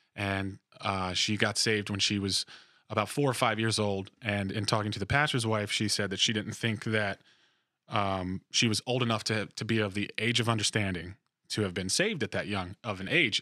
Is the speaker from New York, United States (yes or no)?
no; New Jersey, United States; moved away as an adult; also born or lived in Virginia; I am from New Jersey originally